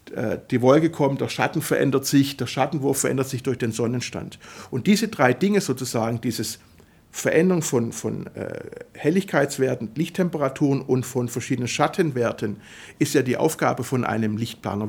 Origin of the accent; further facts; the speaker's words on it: Swabia, Germany; also born or lived in Italy; weil es als Schwabe schwierig ist auszusprechen, als italienischer Schwabe